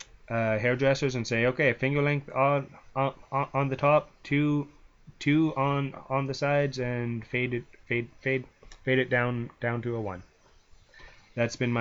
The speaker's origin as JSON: {"language": "English", "country": "Canada", "said": "I'm Canadian"}